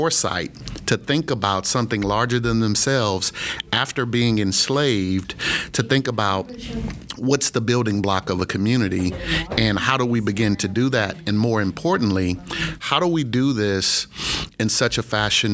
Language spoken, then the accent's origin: English; Missouri City, Texas, United States; I grew up out in the Missouri City area